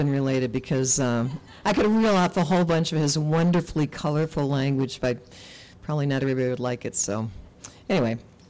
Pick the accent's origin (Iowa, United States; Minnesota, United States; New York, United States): Minnesota, United States; Lake of the Woods County; moved away as an adult; also born or lived in Mexico City, Mexico; now in St. Paul, United States; I grew up on the Canadian border, Minnesota, and I've lived here since 92, the end of 92. So I'd lived in a lot of other places first, in Mexico City, in my little hamlet up on the border, different places.